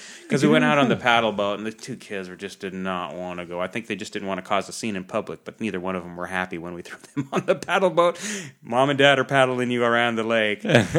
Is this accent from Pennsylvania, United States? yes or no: no; Seattle, Washington, United States; You know, when I grew up in Seattle, we were close to Lake Washington.